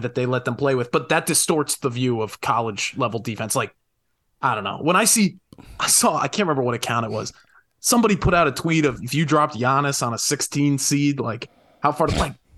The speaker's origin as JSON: {"language": "English", "region": "Connecticut", "country": "United States", "said": "I was from Connecticut."}